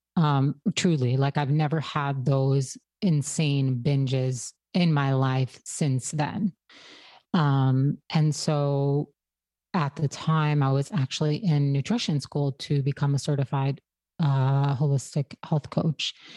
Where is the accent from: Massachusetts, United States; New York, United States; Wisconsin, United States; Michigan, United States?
New York, United States; Brooklyn; I grew up in an Orthodox Hasidic community in Brooklyn